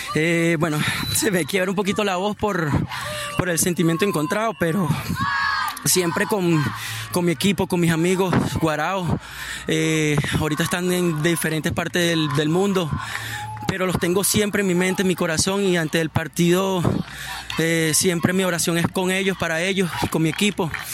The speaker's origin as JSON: {"language": "Spanish", "country": "Venezuela", "said": "soy 100% venezolano"}